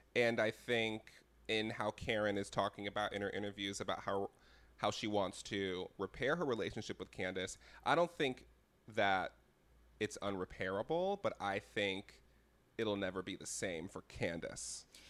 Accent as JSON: {"language": "English", "region": "Connecticut", "country": "United States", "said": "I'm from Connecticut"}